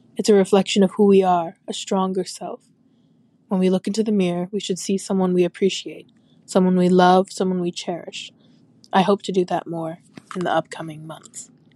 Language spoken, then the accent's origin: English; Manitoba, Canada; I'm from Manitoba, Canada.